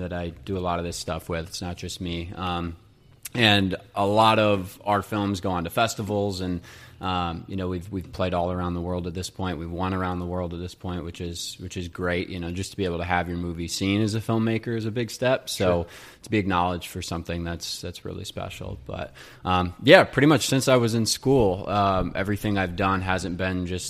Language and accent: English; Crown Point, Indiana, United States; moved away as an adult; also born or lived in Boston; now in Chicago, United States; really grew up in Crown Point